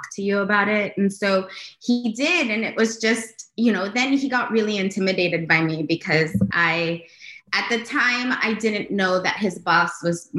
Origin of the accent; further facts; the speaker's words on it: Los Angeles, California, United States; as a Latina girl growing up in Los Angeles